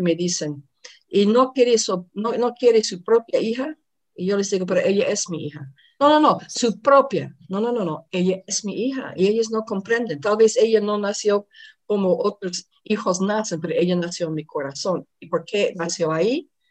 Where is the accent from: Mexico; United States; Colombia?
United States; moved away; yo soy de los Estados Unidos